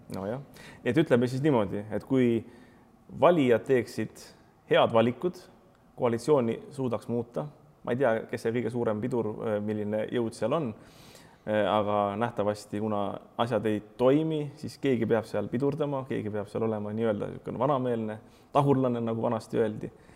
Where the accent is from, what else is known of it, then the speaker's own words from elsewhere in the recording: Pärnu, Pärnu County, Estonia; mina olen Pärnust pärit